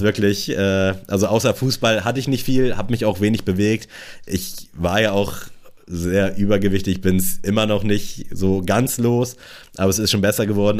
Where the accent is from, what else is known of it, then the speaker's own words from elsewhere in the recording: Germany; als Deutscher